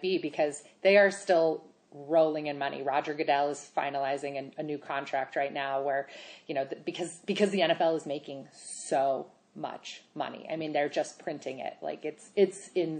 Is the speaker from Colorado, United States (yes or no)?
yes; Colorado, United States; I grew up here in Colorado